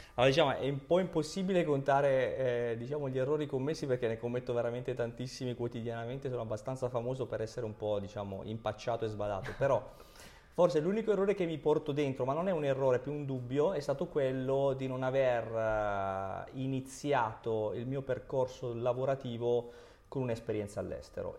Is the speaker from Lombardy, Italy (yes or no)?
no; Basilicata, Italy; Io vengo dalla Basilicata